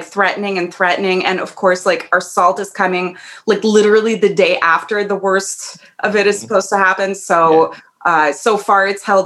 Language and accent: English; New York City, New York, United States; also born or lived in Ukraine / Boston / London; I came over, you know, at four. So I grew up in Brooklyn